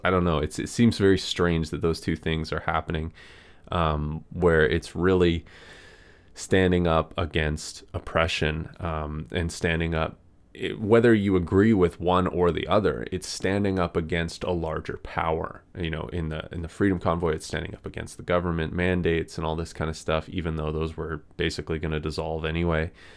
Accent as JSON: {"language": "English", "country": "Canada", "said": "I'm from Canada"}